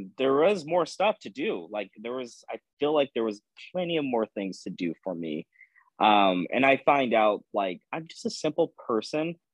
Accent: Pasadena, California, United States; also born or lived in Los Angeles, California; I am originally from Los Angeles, California, but I grew up on the outskirts of Los Angeles in a town called Pasadena, California

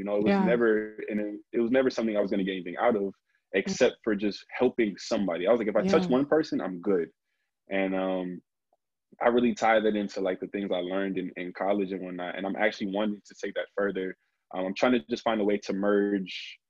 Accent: New Jersey, United States; I'm from Jersey

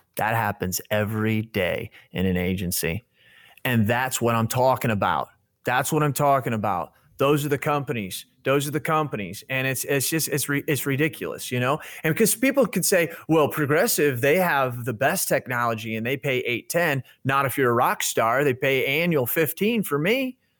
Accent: Illinois, United States; I'm from Illinois. Five hours away from Chicago

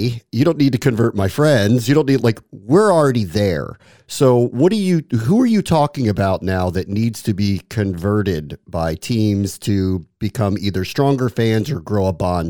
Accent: Washington, District of Columbia, United States; I grew up in the Washington area.

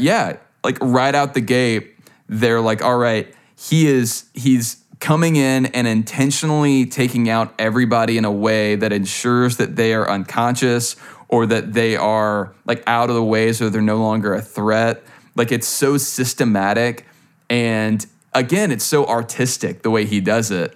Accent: Louisiana, United States; I'm from Louisiana

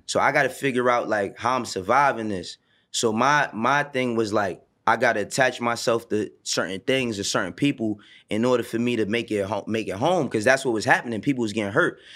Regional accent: New York City, New York, United States; also born or lived in the Bronx; growing up in Harlem

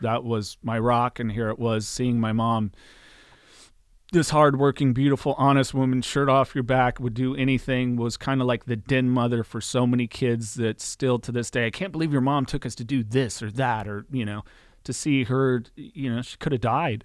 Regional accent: Aromas, California, United States; also born or lived in Salinas, California; I was born in Salinas, and I grew up in a little town called the Aromas on a, like, a ranch property that my parents had

